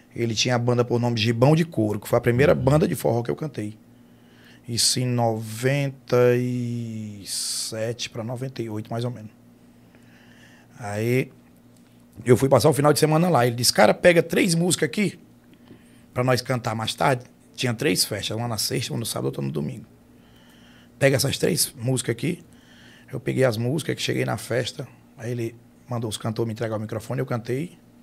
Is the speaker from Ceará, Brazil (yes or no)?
yes; Russas, Ceará, Brazil; now in Fortaleza, Brazil; A gente é de Russas, né? Uhum. Sou de Russas. Nasci na cidade, mas me, me, me criei no, no interior. Minha, minha, infância, até meus 11 anos, foi em fazenda.